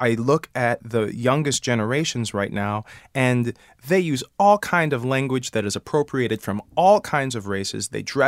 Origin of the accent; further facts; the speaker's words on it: Detroit, Michigan, United States; I came from Detroit. I was a college dropout, and I was just believed in that, like, I'm going to go and be in a chorus, and then I'm going to be a star.